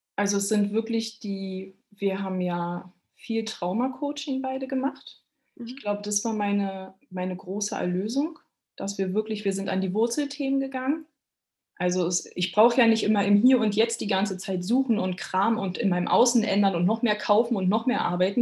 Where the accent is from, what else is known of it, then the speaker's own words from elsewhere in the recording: Berlin, Germany; moved away; Ich bin ja äh, Berliner Stadtgöre